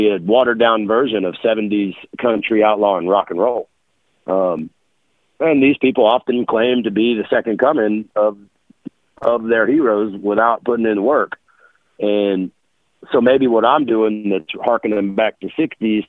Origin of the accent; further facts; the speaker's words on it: South Texas, United States; also born or lived in Dallas, Texas / New Orleans, Louisiana / Louisiana; coming from deep South Texas, being raised in South Texas and Dallas area and New Orleans, growing up in Louisiana